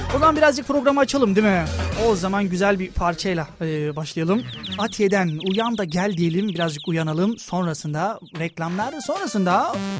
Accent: Thrace, Tekirdağ, Turkey; now in Çanakkale, Turkey; ailem benim Tekirdağ'dadır. Aslen de 40'lar 50'liyim. Yani Trakya'dan dışarı çıkmış bir insan değilim.

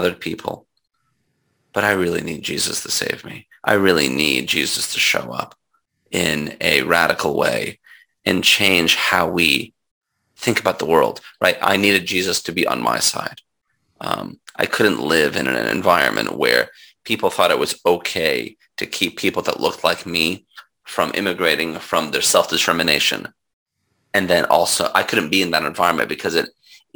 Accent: United States; also born or lived in Philadelphia; I grew up in the United States where I was an ethnic minority and a racial minority

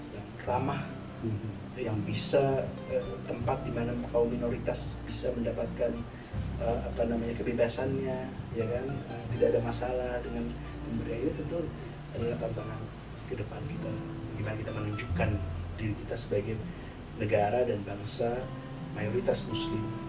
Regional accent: Indonesia; kita sebagai bangsa Indonesia

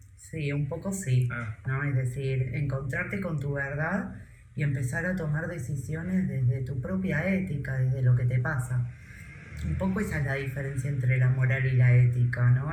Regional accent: Argentina; moved away as an adult; me fui llorando de Argentina

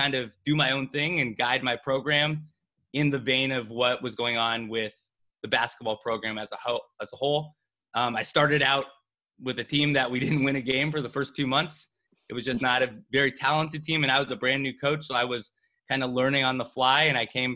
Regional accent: Monterey Peninsula, California, United States; I moved back from Southern California to the Monterey Peninsula

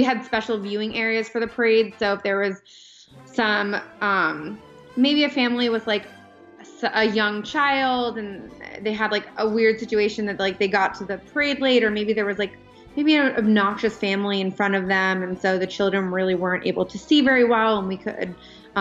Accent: Pennsylvania, United States; moved away as an adult; I grew up in Pennsylvania

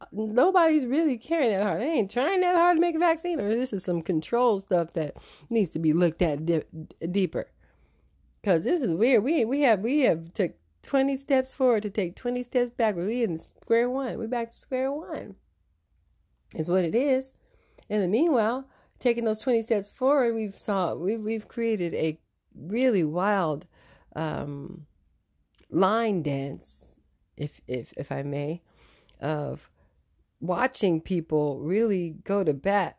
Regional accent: United States; being an American

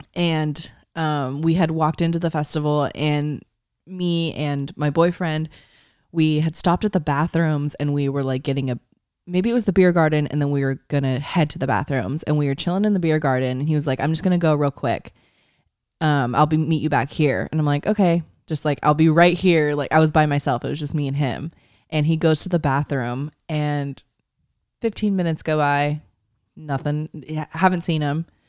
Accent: East Bay, California, United States; ten minutes from our hometown.

